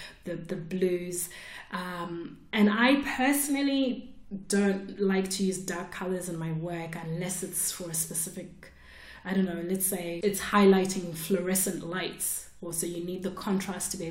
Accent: Zimbabwe; moved away; she lived in Zimbabwe, where I grew up.

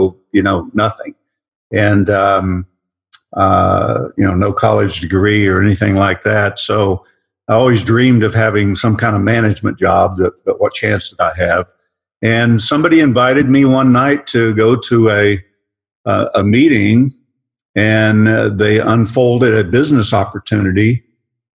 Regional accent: Oklahoma, United States; Growing up in Oklahoma, we had to do it to survive

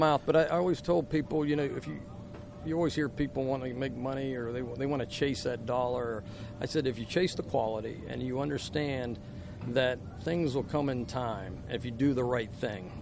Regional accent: Uniontown, Pennsylvania, United States; moved away as an adult; also born or lived in Louisiana; now in Baton Rouge, United States; we grew up. We're from Uniontown, and we had woodshop

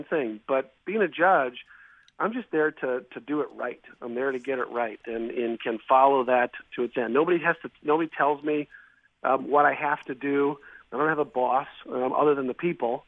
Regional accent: Milwaukee, Wisconsin, United States; also born or lived in Illinois; I am, yeah, born and raised in Wisconsin, yep, from Milwaukee, actually, northwest side of the city

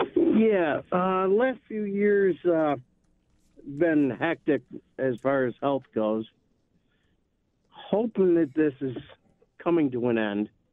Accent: Buffalo, New York, United States; also born or lived in East Aurora; I was born in Buffalo

